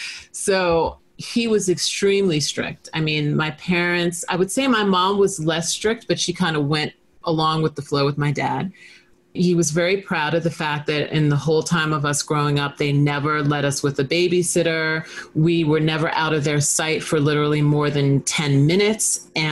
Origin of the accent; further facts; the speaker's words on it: Long Island, New York, United States; Long Island. Yeah.